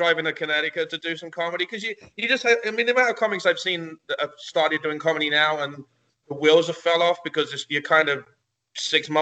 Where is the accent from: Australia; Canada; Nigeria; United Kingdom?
United Kingdom; England; moved away as an adult; now in United States; I grew up in England and I lived there until I was 22.